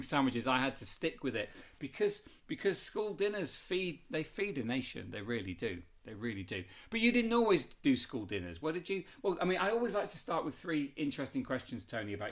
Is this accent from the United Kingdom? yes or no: yes; Leicestershire, East Midlands, United Kingdom; I grew up in Leicestershire in the 1970s